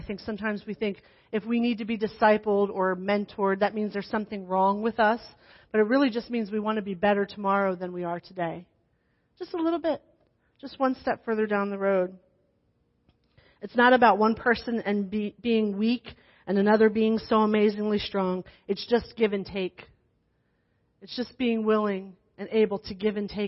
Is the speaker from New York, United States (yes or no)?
no; New Jersey, United States; accent: New Jersey; moved away as an adult